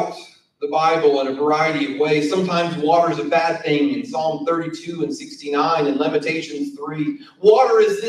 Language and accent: English; South Carolina, United States; moved away; also born or lived in Siler City, North Carolina; I'm from South Carolina. We don't talk right.